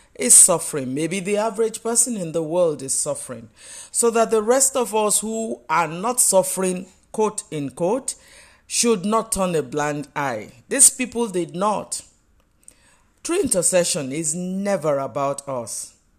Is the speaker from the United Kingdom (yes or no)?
no; Nigeria; You know, I live in Nigeria. I am Nigerian.